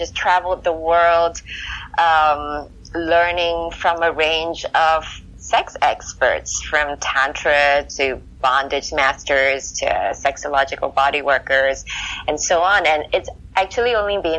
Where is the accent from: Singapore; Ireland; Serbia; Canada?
Singapore; moved away as an adult; also born or lived in California; When I was growing up in Singapore